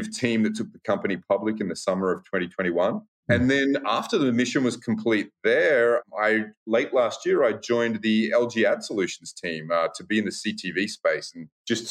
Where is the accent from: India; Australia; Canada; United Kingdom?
Australia; moved away as an adult; now in United States; I am originally from Australia